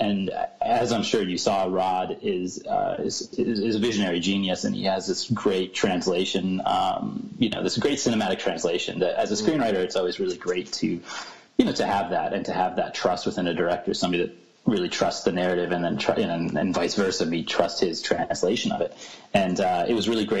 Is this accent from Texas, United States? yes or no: no; Corning, New York, United States; my hometown, which is a small town called Corny, New York